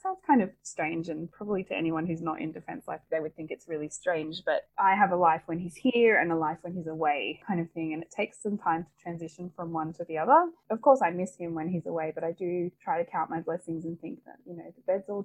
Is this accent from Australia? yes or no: yes; Perth, Western Australia, Australia; moved away as an adult; also born or lived in Victoria / Sydney; both of us growing up in Perth